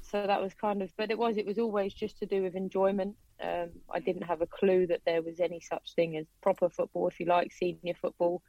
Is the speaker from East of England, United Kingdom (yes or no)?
yes; Watford, East of England, United Kingdom; also born or lived in Harrow; I was born in Harrow, but I grew up in and around Watford